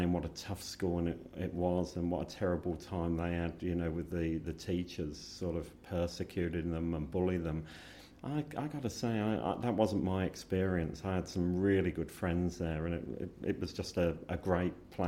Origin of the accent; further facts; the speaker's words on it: Burton Latimer, East Midlands, United Kingdom; moved away as an adult; now in Australia; So they brought their family up in this town called Burton Latimer.